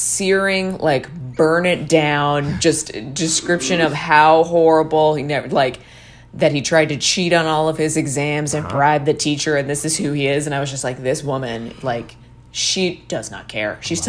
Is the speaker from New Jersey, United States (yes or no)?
yes; New Jersey, United States; I grew up in New Jersey.